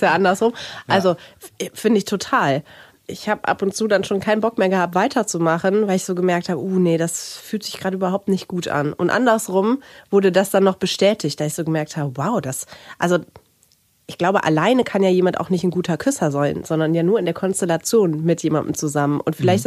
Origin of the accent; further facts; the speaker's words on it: Rhineland, Germany; Ich komme ja aus dem Rheinland